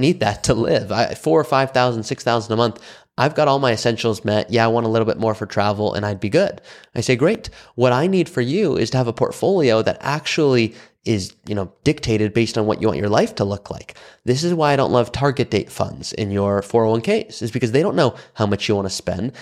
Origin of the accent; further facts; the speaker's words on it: Malibu, California, United States; I'm from Malibu, California.